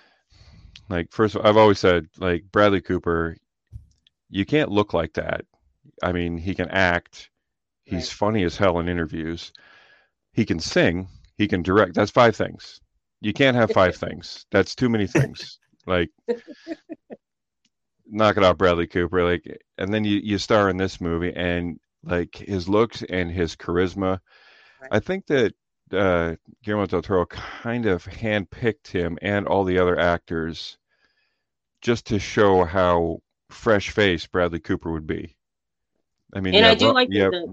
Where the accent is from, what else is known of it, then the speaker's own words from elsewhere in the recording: Canada; I'm Canadian